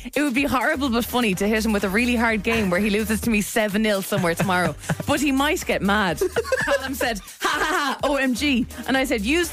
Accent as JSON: {"language": "English", "country": "Ireland", "said": "us Irish people"}